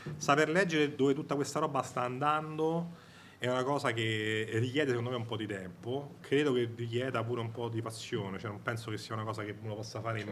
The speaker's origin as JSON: {"language": "Italian", "town": "Rome", "region": "Lazio", "country": "Italy", "said": "io sono di Roma, non so se sente dall'accento"}